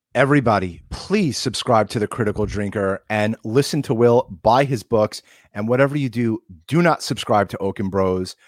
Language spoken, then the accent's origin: English; Long Island, New York, United States; we're from Long Island